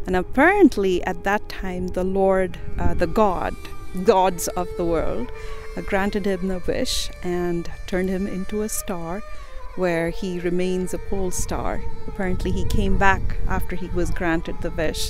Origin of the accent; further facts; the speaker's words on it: India; moved away as an adult; now in Utah, United States; I am born and raised in India, and I came to the University of Utah as a graduate student